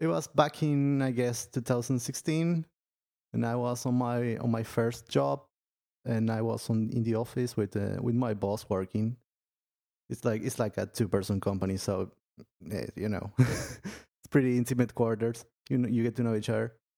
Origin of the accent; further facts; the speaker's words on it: Argentina; I'm from Argentina